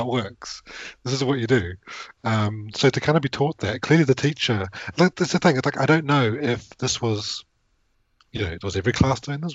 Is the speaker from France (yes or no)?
no; New Zealand; moved away as an adult; now in United Kingdom; I grew up in New Zealand